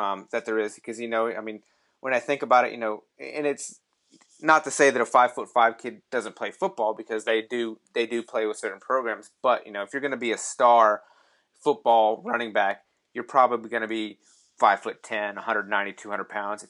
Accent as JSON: {"language": "English", "region": "North Carolina", "country": "United States", "tie": "born or raised there", "said": "I grew up in North Carolina, ACC country"}